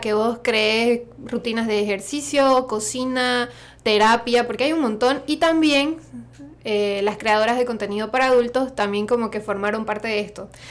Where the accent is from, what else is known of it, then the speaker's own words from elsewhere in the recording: Santa Cruz de la Sierra, Santa Cruz, Bolivia; accent: Santa Cruz; partly Argentine; moved away as an adult; now in San Francisco Bay Area, United States; El acento de Santa Cruz, yo soy de Santa Cruz de la Sierra, porque igual en Bolivia tenemos muchos acentos y maneras de hablar.